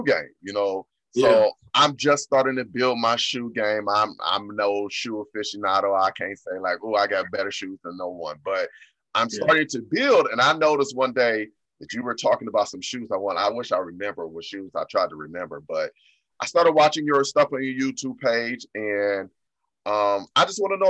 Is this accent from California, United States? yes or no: no; Ohio, United States; I'm in the Midwest. I'm from Ohio